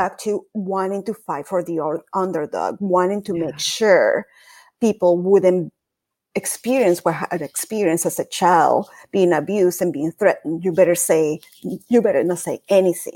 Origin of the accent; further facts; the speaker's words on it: Caracas, Capital District, Venezuela; moved away as an adult; now in United States; I was born and raised in Caracas, Venezuela